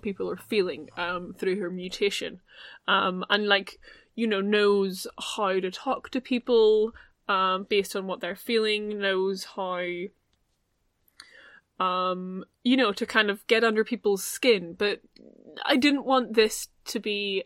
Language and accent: English; Ireland; accent: Irish; I'm the Irish one. You can tell my voice by the Irish accent.